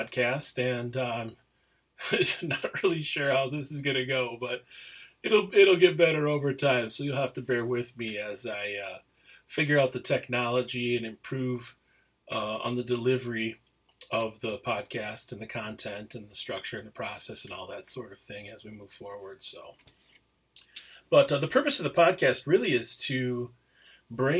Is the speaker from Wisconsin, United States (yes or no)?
yes; Menomonie, Wisconsin, United States; also born or lived in Apia, Samoa; now in Twin Cities, United States; Grew up primarily in Menominee, Wisconsin, a beautiful little town